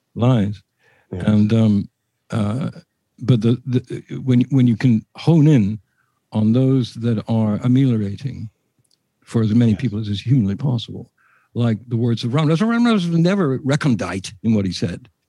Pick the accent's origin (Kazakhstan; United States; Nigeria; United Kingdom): United Kingdom; England; I'm English